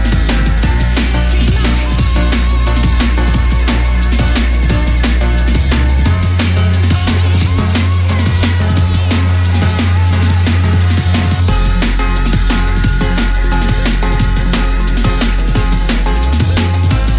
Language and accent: English; Budapest, Hungary; Budapest. My hometown representing